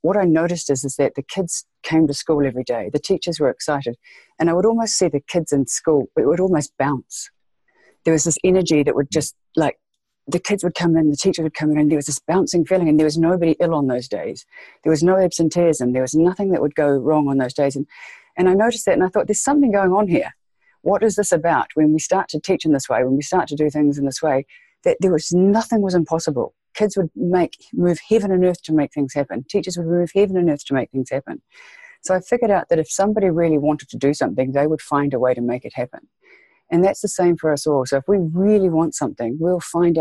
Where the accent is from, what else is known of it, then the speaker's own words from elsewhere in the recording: Waikato, New Zealand; also born or lived in South Island, New Zealand; Waikato, yes, pronounced Waikato. Yes, that's where I grew up, yeah. Born and bred here in New Zealand.